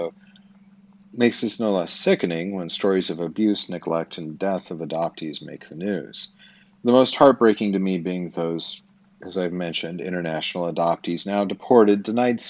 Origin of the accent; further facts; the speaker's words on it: Twin Falls, Idaho, United States; I was born in Twin Falls, Idaho, at Magic Valley Regional Medical Center on April 15th, 1974